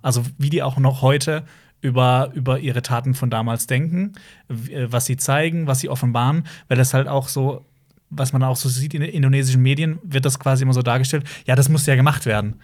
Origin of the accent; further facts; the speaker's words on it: Baden-Württemberg, Germany; Obwohl wir alle aus dem gleichen Bundesland kommen